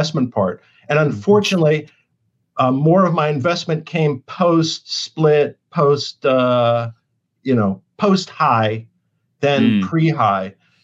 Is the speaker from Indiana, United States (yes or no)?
no; Los Angeles, California, United States; I'm from California, LA, and it's car culture